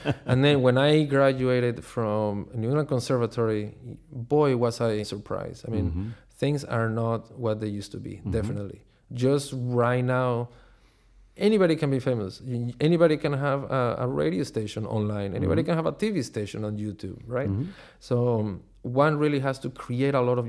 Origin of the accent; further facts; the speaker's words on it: Caracas, Capital District, Venezuela; moved away as an adult; also born or lived in Chicago, United States; I grew up in Caracas, Venezuela